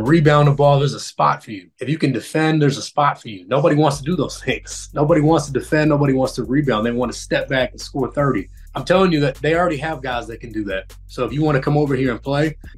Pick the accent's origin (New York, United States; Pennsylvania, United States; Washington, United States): Washington, United States; Federal Way; also born or lived in Seattle; I grew up in Federal Way, Washington